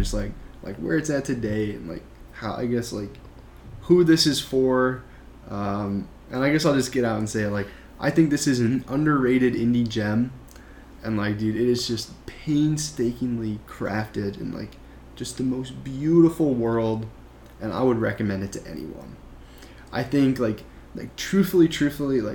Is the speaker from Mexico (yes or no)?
no; Midwest, United States; now in New York, United States; I live in New York now, but I grew up in the Midwest